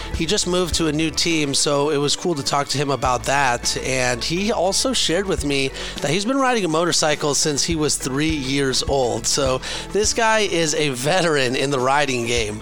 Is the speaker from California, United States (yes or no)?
yes; California, United States; I'm born and raised in California. I've been in the Bay Area, mainly